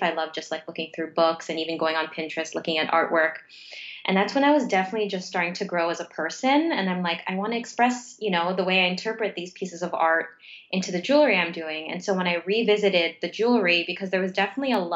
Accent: Mississauga, Ontario, Canada; now in Toronto, Canada; I'm born and raised in Mississauga, which is a suburb just outside of Toronto, though I live in Toronto now

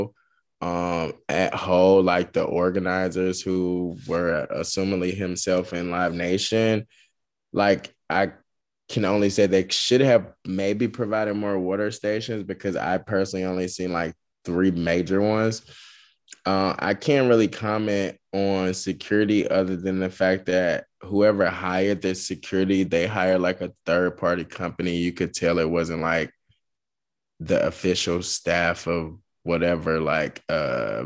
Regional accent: the South, United States; I'm from the South. You know, we pronounce stuff different.

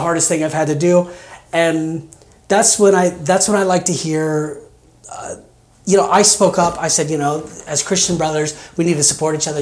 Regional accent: Kansas, United States; moved away as an adult; also born or lived in Colorado / Arizona / Las Vegas, Nevada; now in Oregon, United States; I grew up in Kansas. Uh, I, I stayed there uh, pretty much my first 25 years.

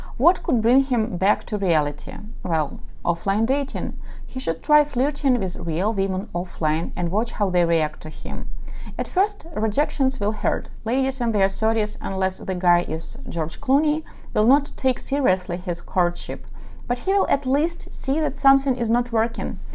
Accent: Ukraine; first language Russian; English is a second language; I am from Ukraine and my mother tongue is Russian, so yes, I speak with an accent

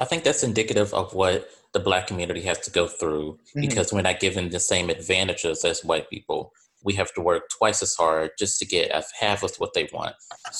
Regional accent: Chicago, Illinois, United States; my family, we come from the South Side of Chicago.

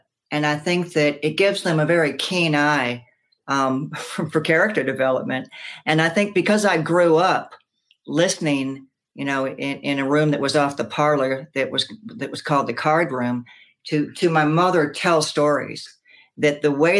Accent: the South, United States; I was influenced dramatically by growing up in the South

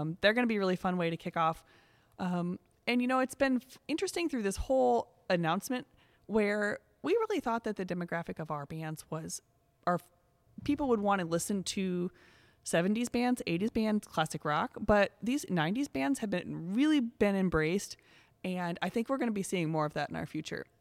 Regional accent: Coralville, Iowa, United States; my hometown of Coraville

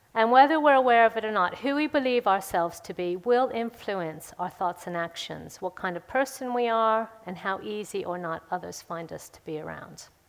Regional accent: United States; now in Woodford Green, United Kingdom; I grew up in America

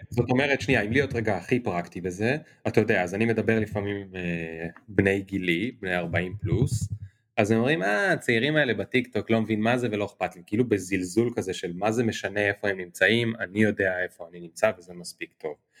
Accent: Kiryat Bialik, Haifa District, Israel; אני ילד מקריית ביאליק

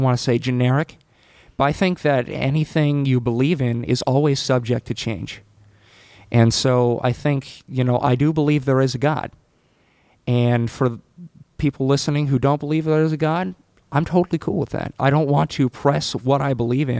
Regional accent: San Francisco, California, United States; I was born in San Francisco in 1998.

